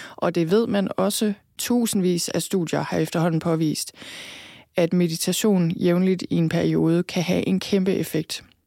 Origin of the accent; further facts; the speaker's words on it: Thy, North Denmark Region, Denmark; moved away; also born or lived in London; født og opvokset i Thy